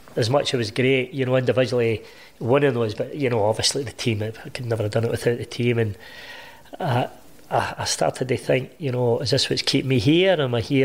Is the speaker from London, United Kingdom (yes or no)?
no; Hamilton, Scotland, United Kingdom; born or raised there